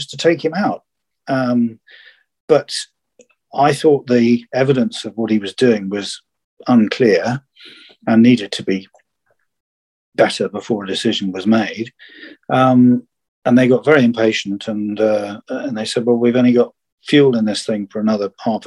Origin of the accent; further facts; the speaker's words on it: United Kingdom; I was the only Brit in an office